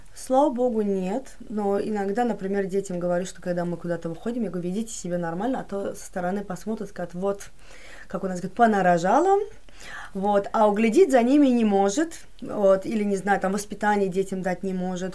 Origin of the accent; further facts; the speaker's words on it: Baku, Azerbaijan; я из Баку